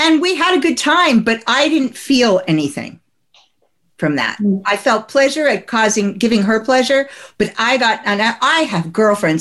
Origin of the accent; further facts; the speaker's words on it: New Jersey, United States; I come from New Jersey